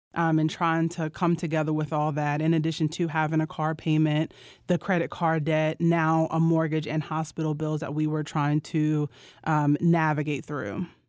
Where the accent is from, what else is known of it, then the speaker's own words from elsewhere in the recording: Roanoke, Virginia, United States; I'm from Roanoke, Virginia